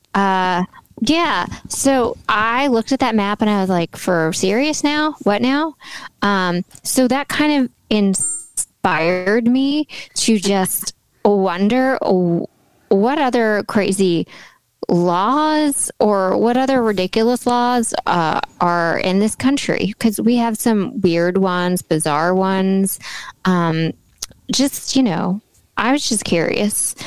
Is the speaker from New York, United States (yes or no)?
no; Tennessee, United States; we're from Tennessee